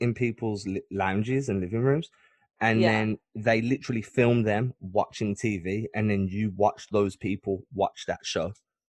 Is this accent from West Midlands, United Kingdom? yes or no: yes; Birmingham, West Midlands, United Kingdom; I'm not from London. I'm quite far away. Where I am, nobody speaks like that.